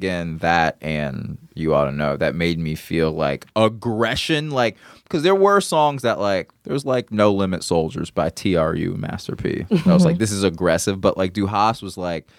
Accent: Marietta, Georgia, United States; I'm from Marietta, Georgia.

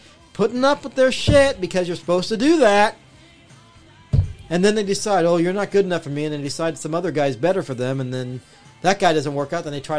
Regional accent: Los Angeles, California, United States; I grew up in Boyle Heights, motherfucker.

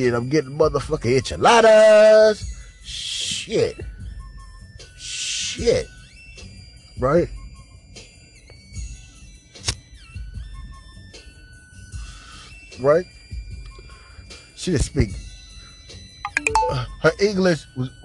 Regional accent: Los Angeles, California, United States; me growing up in Los Angeles

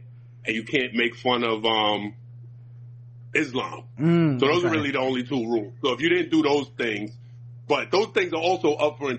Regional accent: New York City, New York, United States; also born or lived in Abu Dhabi, UAE / China; from Brooklyn.

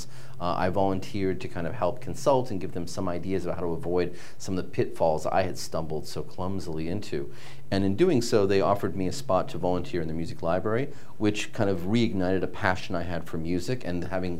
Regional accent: Massachusetts, United States; I grew up in Massachusetts.

